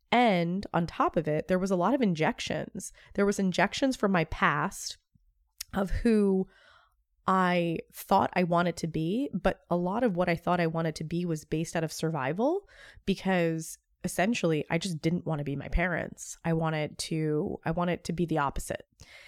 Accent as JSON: {"language": "English", "region": "Northeast", "country": "United States", "said": "I came from the Northeast, so New York, New Jersey, even Philly."}